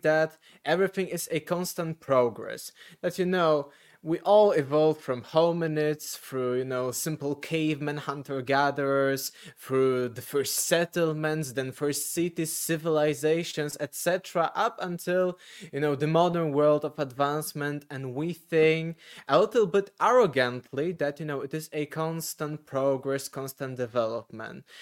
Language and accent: English; Poland; English is a second language; I am selling a lot of those books here in Poland, because I'm from Poland.